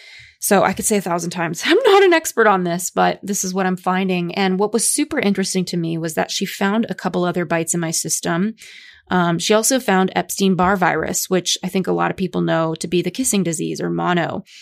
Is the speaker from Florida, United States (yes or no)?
no; Los Angeles, California, United States; And for me, kind of growing up in Los Angeles in influencer land with so many people who are focused on wellness